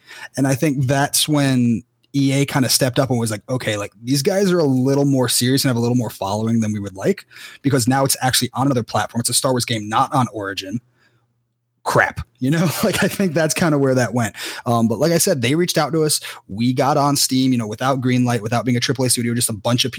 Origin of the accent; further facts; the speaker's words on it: Cary, North Carolina, United States; moved away; I'm from Cary initially